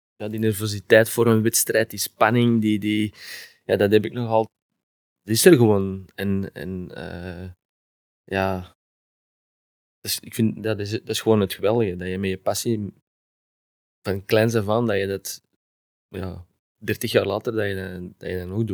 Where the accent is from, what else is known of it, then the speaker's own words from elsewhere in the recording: Antwerp, Flanders, Belgium; accent: Antwerps; moved away as an adult; also born or lived in Heerlen, Netherlands; now in Genk, Belgium; als Antwerpenaar